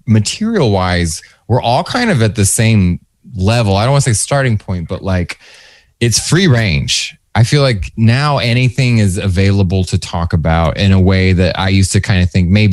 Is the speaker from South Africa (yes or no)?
no; Texas, United States; moved away; I am from Texas. I know a goddamn Winn-Dixie.